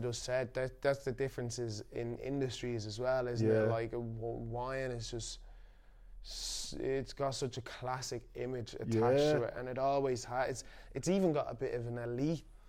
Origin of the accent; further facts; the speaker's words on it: Ireland; now in Manchester, United Kingdom; I grew up in Ireland, a white Catholic country.